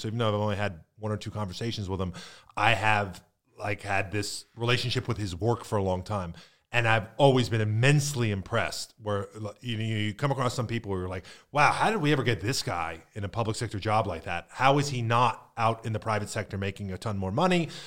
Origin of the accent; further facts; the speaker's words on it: Northeast, United States; now in Manatee County, United States; I grew up in the Northeast